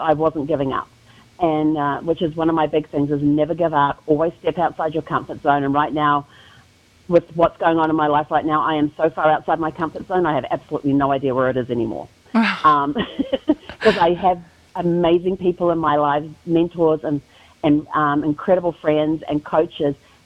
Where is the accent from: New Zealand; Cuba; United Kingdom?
New Zealand; moved away as an adult; now in United States; people are wondering about the accent, I'm originally from New Zealand, born and raised.